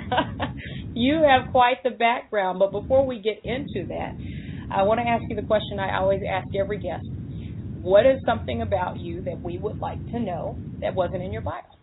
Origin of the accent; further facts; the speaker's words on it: the South, United States; I grew up in the South